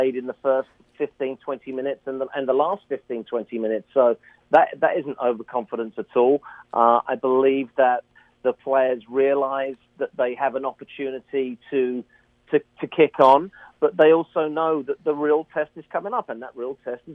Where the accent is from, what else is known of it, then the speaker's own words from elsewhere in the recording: England, United Kingdom; we're English